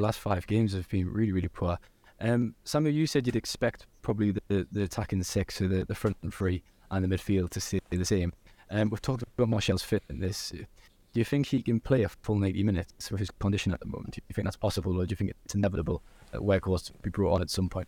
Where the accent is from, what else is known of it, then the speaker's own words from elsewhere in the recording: Newcastle upon Tyne, North East England, United Kingdom; I am from Newcastle